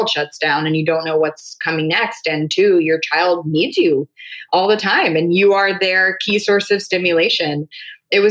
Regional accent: North Carolina, United States; now in California, United States; I'm from North Carolina

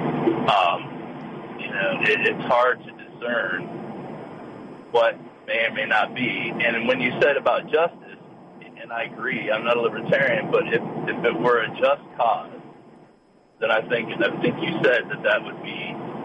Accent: Northeast Ohio, United States; moved away; I'm from Ohio. I'm from Northeast Ohio originally

